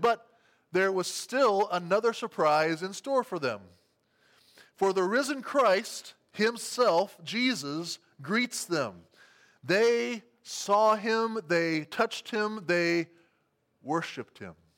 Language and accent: English; Albert City, Iowa, United States; my hometown of Albert City, Iowa